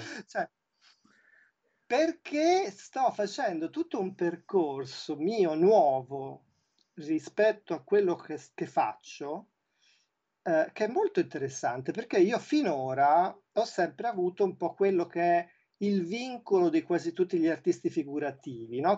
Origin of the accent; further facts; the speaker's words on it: Tuscany, Italy; moved away as an adult; also born or lived in Milan; io appunto sono toscano, sì. però da vent'anni vivo a metà fra, fra, fra, i, fra i, due luoghi